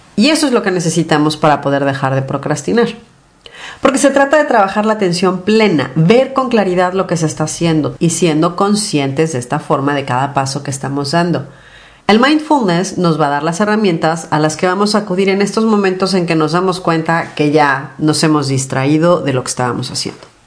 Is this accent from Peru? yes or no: no; Mexico City, Mexico; yo soy de la Ciudad de México y la Ciudad de México es enorme.